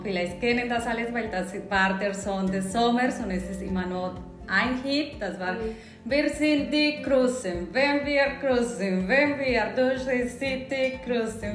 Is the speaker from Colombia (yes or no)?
yes; Cali, Valle del Cauca, Colombia; German is a second language; moved away as an adult; now in Berlin, Germany; ursprünglich bin ich äh, aus Kolumbien.